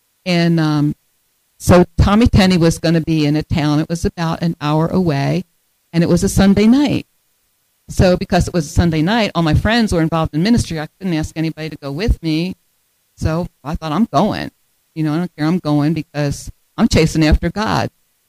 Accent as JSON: {"language": "English", "region": "Delaware", "country": "United States", "lives_now": "Michigan, United States", "said": "because we moved to Michigan 8 years ago. I came from Delaware. Delaware has three counties. Michigan has 83."}